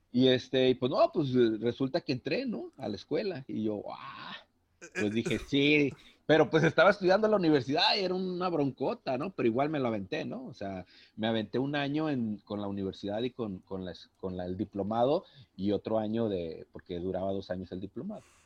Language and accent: Spanish; Manzanillo, Colima, Mexico; yo soy de Manzanillo, yo radico en Manzanillo, Colima